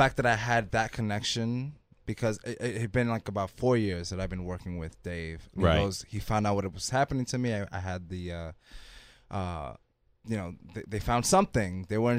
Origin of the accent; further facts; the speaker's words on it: Washington Heights, New York, United States; I grew up in Washington Heights basically till I was there till I was about 12. And when I started junior high school, I moved to Jackson Heights.